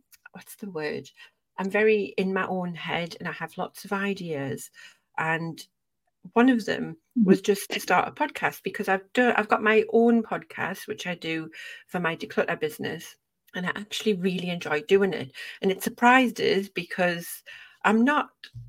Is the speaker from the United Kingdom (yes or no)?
yes; near Newcastle, North East, North East England, United Kingdom; accent: gentle Geordie; moved away as an adult; now in Leeds, United Kingdom; I'm from the Northeast, I'm from near Newcastle.